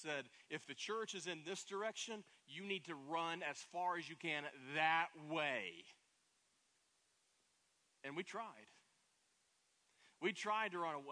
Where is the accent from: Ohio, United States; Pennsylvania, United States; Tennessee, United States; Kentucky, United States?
Tennessee, United States; Pigeon Forge; moved away as an adult; also born or lived in Plano, Texas / Nashville, Tennessee; now in Central Florida, United States; I'm from Pigeon Forge, Tennessee, East Tennessee, where Dollywood is